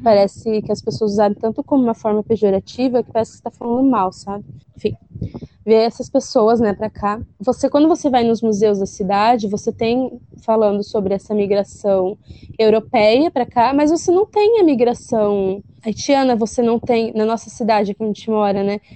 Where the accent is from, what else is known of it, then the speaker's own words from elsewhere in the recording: South Region, Brazil; a gente aqui do sul é uma terra linda, uma terra com um sotaque bonito